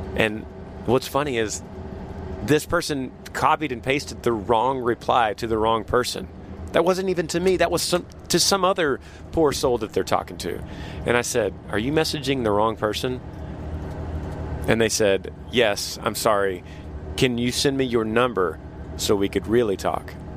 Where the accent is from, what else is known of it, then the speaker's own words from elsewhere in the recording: Texas, United States; Texas, USA